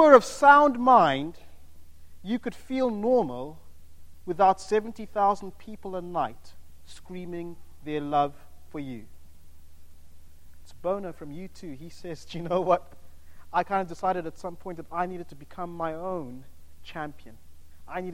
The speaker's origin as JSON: {"language": "English", "country": "United Kingdom", "said": "if we are from the United Kingdom"}